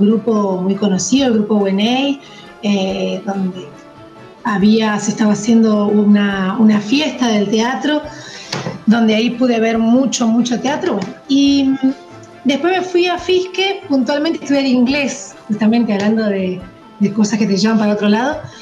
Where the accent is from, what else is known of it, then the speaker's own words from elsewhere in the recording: Zapala, Neuquén, Argentina; moved away; also born or lived in Cipolletti; yo viví, pasé mi adolescencia, niñez en Zapala